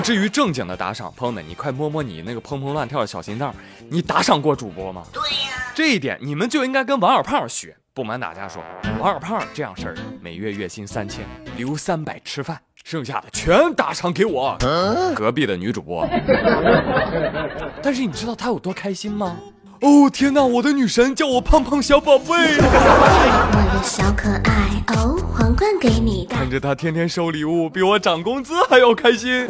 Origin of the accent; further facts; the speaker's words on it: China; 我们中国人